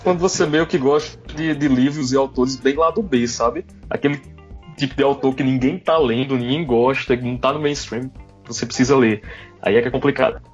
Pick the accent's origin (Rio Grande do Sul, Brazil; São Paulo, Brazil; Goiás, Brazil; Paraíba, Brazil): Paraíba, Brazil; sou paraibano